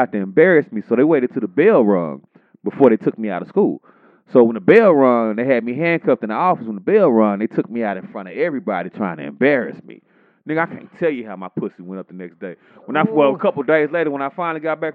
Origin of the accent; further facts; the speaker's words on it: Texas, United States; I grew up in Texas